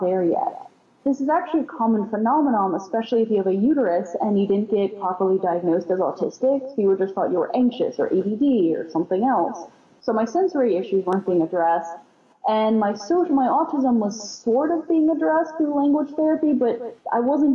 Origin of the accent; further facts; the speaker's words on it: Houston, Texas, United States; I was raised in Houston, Texas